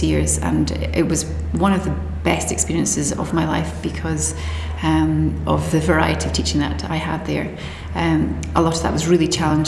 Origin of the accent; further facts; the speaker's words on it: Scotland, United Kingdom; moved away as an adult; now in New Zealand; So I studied in Scotland. I'm not a Kiwi, you can maybe tell. And I taught in Scotland for about 10 years.